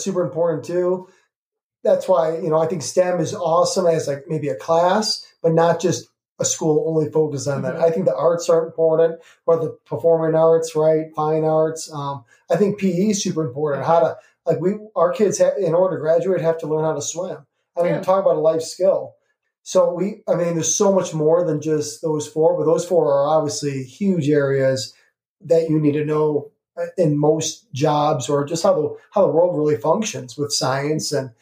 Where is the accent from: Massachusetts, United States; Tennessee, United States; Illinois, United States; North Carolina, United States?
Illinois, United States; Chicago; I'm from Chicago